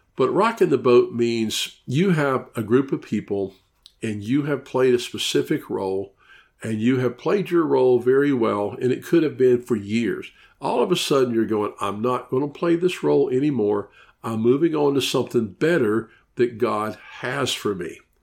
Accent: Memphis, Tennessee, United States; moved away as an adult; now in Orlando, United States; I'm from Memphis, Tennessee. I lived there for fifty years

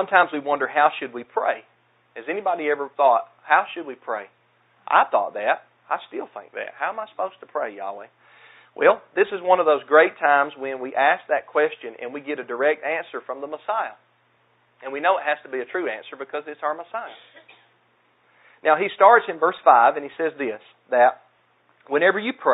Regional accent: the South, United States; accent: southern; my southern accent

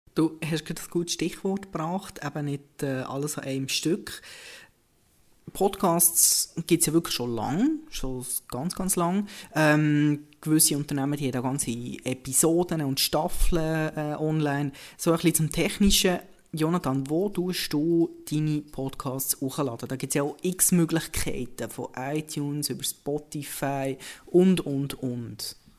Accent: Bern, Switzerland; accent: Bernese German; Als Berner kann ich sagen

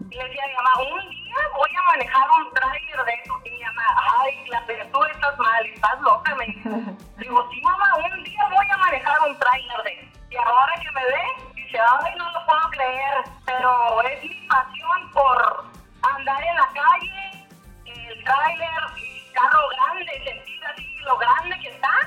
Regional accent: Tijuana, Baja California, Mexico; also born or lived in Caborca, Sonora; en Caborca, Sonora. Llegué a Tijuana a los cinco años con mi mamá y mi hermana. Y desde entonces he vivido en Tijuana.

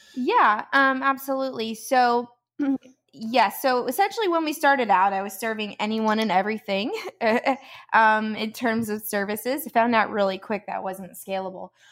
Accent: Georgia, United States; moved away as an adult; now in Palm Coast, United States; we are from Georgia, um, originally

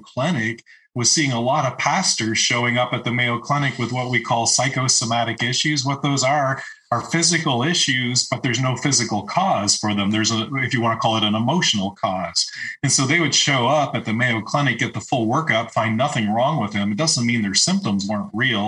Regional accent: Eastern Canada, Canada; now in Marble, United States; I grew up in Eastern Canada

